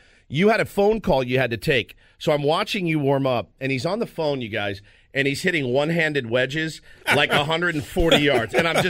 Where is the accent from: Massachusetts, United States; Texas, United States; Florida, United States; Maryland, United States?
Texas, United States; Dallas; when I was a kid growing up in the Dallas area